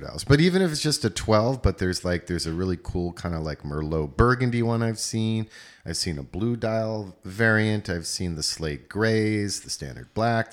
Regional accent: East Coast, United States; I'm from East Coast

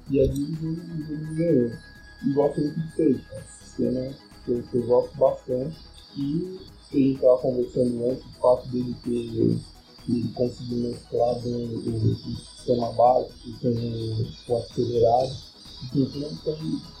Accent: Santos, São Paulo, Brazil; eu sou de Santos

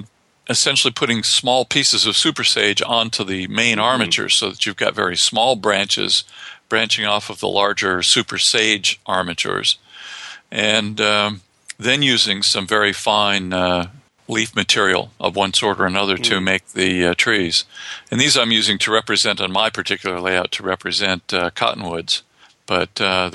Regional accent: New Mexico, United States; also born or lived in Colorado; when I was a kid growing up in New Mexico and in Colorado

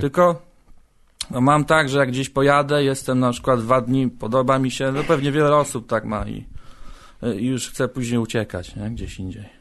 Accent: Koszalin, West Pomeranian Voivodeship, Poland; moved away as an adult; also born or lived in Warsaw / Gdańsk; now in Poznań, Poland; Ja pochodzę z Koszalina, tam się urodziłem. Aha. I tam żyłem do 20 roku swojego życia

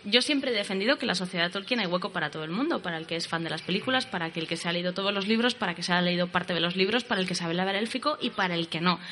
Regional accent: Madrid, Community of Madrid, Spain; yo nací en Madrid en el año 83

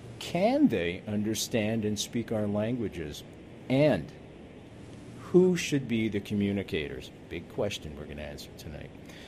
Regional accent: Montreal, Quebec, Canada; She likes the way I say that because I'm from Montreal, right?

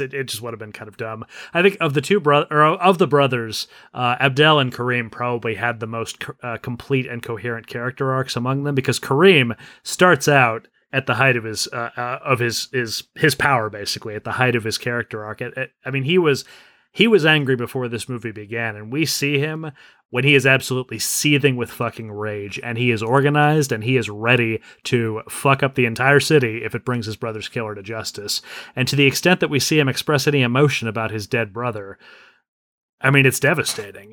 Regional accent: United States; as an American

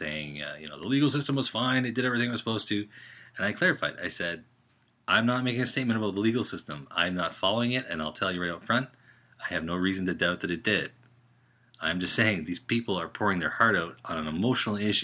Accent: Canada; I'm Canadian

